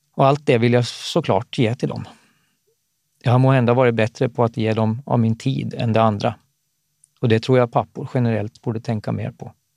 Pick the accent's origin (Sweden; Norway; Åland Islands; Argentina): Åland Islands; Eckerö; när jag växte upp i Eckerö på västra Åland